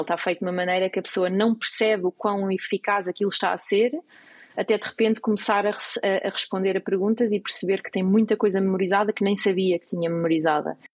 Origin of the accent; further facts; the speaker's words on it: Portugal; moved away as an adult; now in United States; nós portugueses